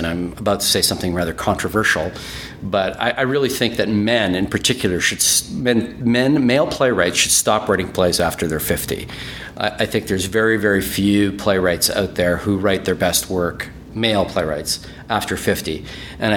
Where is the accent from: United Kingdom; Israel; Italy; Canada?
Canada; Winnipeg, Manitoba; first language German; English is a second language; moved away as an adult; also born or lived in Toronto / Edmonton; I'm from Winnipeg, but when I moved to Toronto, and I was living in Toronto for a while